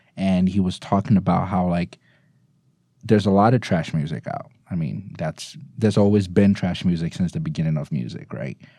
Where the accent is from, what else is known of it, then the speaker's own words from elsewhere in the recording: Ghana; now in United States; I'm from Ghana